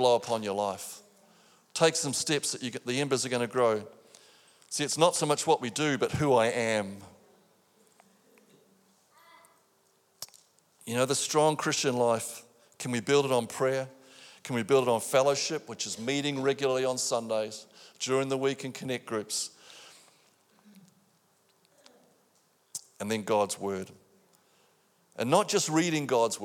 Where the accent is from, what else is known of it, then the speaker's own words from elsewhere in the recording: New Zealand; now in Australia; I'm a Kiwi